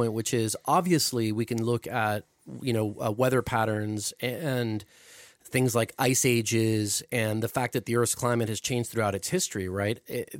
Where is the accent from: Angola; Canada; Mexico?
Mexico; Mexico City; moved away; I grew up in Mexico City